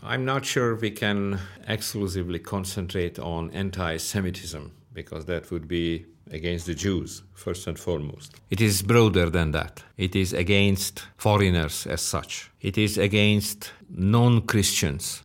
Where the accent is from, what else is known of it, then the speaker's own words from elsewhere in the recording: Hungary; I was born in the Stalinist system